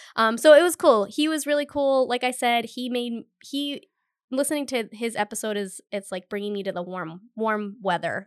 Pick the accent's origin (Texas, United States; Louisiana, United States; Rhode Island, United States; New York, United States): Rhode Island, United States; Cumberland; growing up in Cumberland, Rhode Island